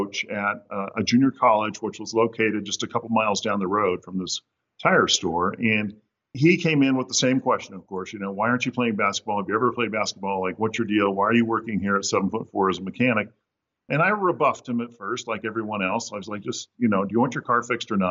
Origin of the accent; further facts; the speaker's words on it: Southern California, United States; I grew up in Southern California